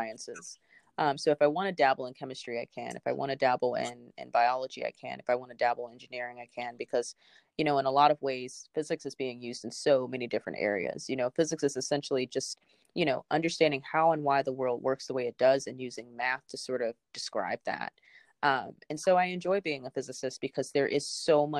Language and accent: English; Memphis, Tennessee, United States; now in Cambridge, United States; I'm originally from Memphis, Tennessee, but I'm currently located in Cambridge, Massachusetts